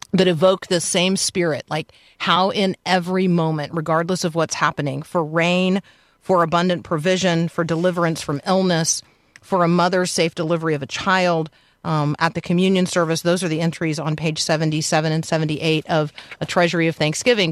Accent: United States; as an American

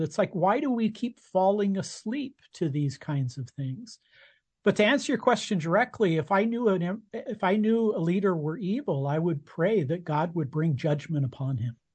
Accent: United States; I was born in America. Uh, and as an American citizen, I I vote

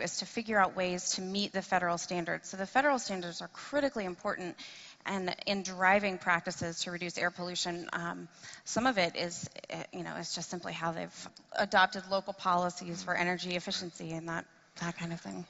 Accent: Tennessee, United States; I am from uh, Tennessee, that's my home state

